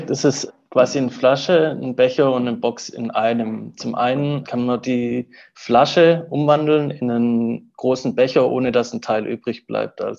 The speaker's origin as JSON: {"language": "German", "region": "Southern Germany", "country": "Germany", "said": "Uh, ursprünglich komme ich so aus dem Süden Deutschlands und habe da auch ähm, äh, Wirtschaftswissenschaften studiert und in Potsdam dann Volkswirtschaftslehre."}